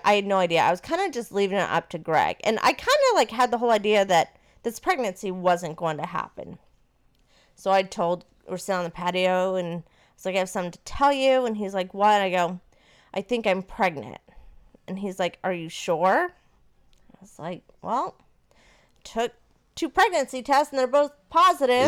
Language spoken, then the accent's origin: English; Maine, United States; now in Florida, United States; I am from Maine, and Maine is a little bit more liberal, and I grew up with not one, but two gay uncles